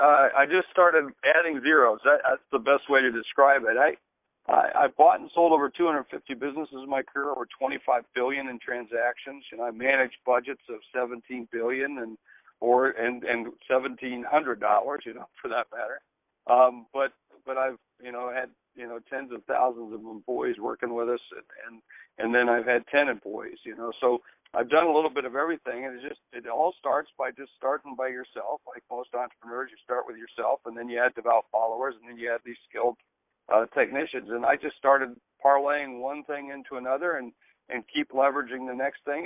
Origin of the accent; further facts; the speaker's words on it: Georgia, United States; also born or lived in West Virginia / South Dakota; So I was born in West Virginia. We lived in Georgia most of my young life. And then finally we moved to South Dakota twice. And finally I ended up going to high school in South Dakota.